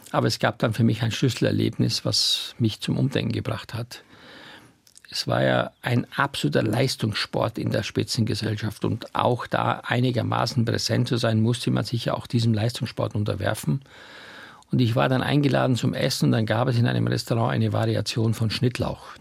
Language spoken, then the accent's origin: German; Styria, Austria; wo ich aufgewachsen bin in der Steiermark, womit ich meine ersten Gehversuche gemacht habe